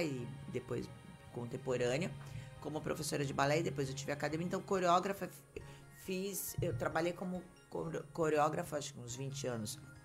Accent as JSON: {"language": "Portuguese", "town": "Santos", "region": "São Paulo", "country": "Brazil", "tie": "born or raised there", "said": "Eu que nasci em Santos, na, estudei em Santos, fiquei aqui em Santos"}